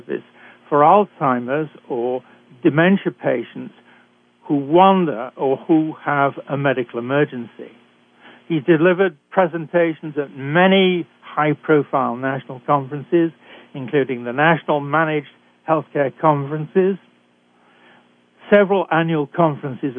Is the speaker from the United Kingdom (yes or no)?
yes; United Kingdom; accent: British; moved away as an adult; also born or lived in Canada; I'm a physician trained in Britain, as I'm sure you can tell from my accent